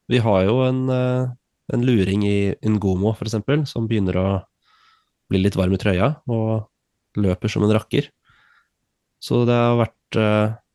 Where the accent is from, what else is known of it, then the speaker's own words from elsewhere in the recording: Switzerland; born there; jeg er født i Sveits, men uh, to statsborgerskap.